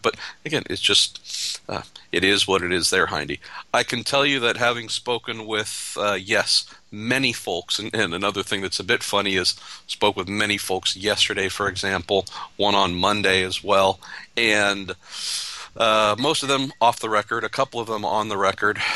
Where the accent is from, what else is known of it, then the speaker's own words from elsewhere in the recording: United States; as an American